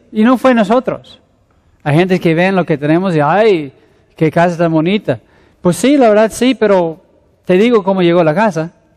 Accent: Mexico City, Mexico; moved away; also born or lived in Querétaro / Ensenada; soy un pastor de la Ciudad de México

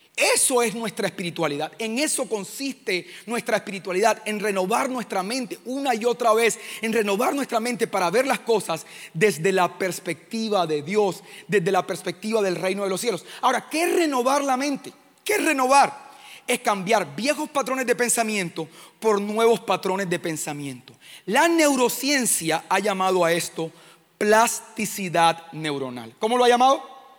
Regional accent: Caribbean coast, Colombia; vengo de Colombia, de una comunidad que se llama Living Room. Estamos en la costa de Colombia

